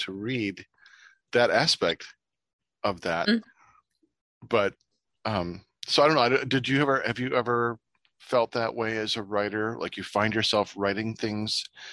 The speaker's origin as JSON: {"language": "English", "region": "Ohio", "country": "United States", "tie": "born or raised there", "moved": "yes", "said": "the town I grew up in Ohio"}